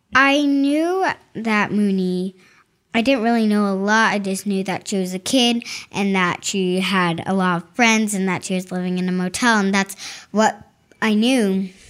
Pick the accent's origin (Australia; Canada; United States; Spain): United States; Winter Springs, Florida; I'm from Florida